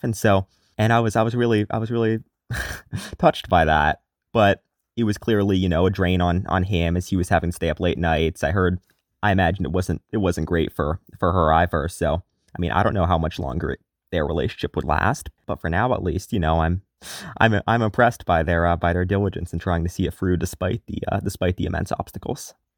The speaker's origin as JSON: {"language": "English", "town": "Atlanta", "region": "Georgia", "country": "United States", "tie": "born or raised there", "said": "my hometown is Atlanta, Georgia"}